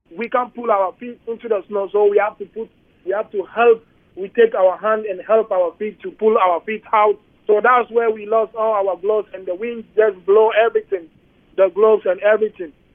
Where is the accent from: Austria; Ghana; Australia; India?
Ghana; Accra, Greater Accra; English is a second language; also born or lived in United States; now in Winnipeg, Canada